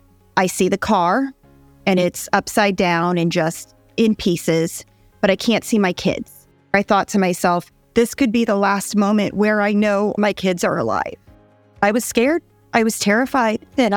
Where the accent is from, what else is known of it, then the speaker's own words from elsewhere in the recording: Nebraska, United States; moved away as an adult; now in Georgia, United States; My husband, Grant, and I are both born and raised in Nebraska.